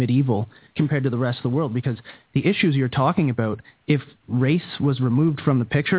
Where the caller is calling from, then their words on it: Canada; I'm actually calling from Canada